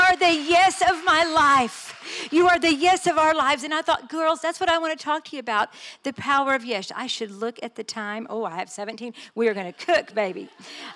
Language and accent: English; Texas, United States; I am just Texan